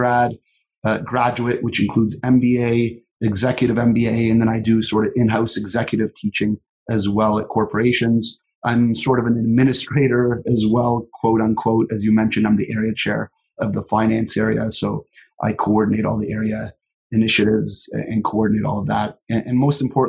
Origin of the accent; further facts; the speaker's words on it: Toronto, Ontario, Canada; moved away as an adult; now in Calgary, Canada; I was born and raised in Toronto